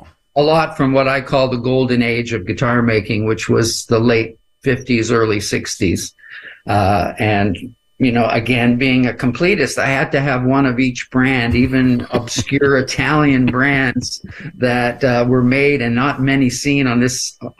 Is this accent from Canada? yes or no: yes; Canada; But that's something that's so special because I'm a Canadian